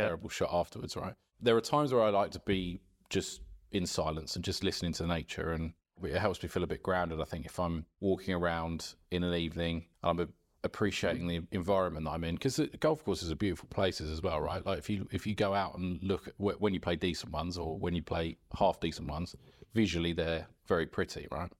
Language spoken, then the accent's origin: English; Esher, South East England, United Kingdom; near where I grew up in Esher